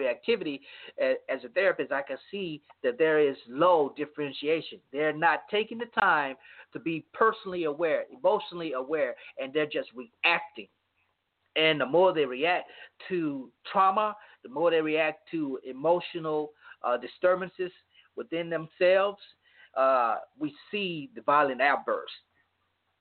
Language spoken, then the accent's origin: English; Louisiana, United States; my hometown in Louisiana